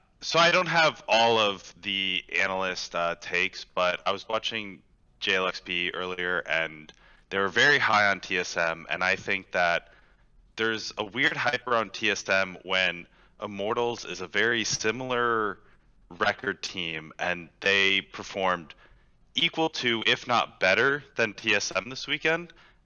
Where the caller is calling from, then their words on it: Houston, Texas, United States; Houston, Texas.